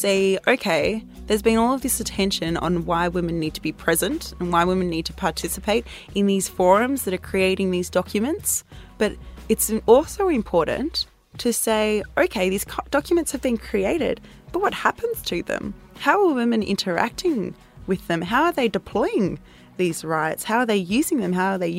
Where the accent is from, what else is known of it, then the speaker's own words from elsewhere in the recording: South Africa; born there; So I was born in South Africa and my mum was a journalist in South Africa during the apartheid era.